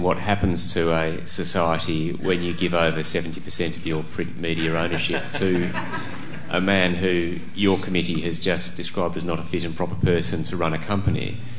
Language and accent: English; Australia; I'm an Australian.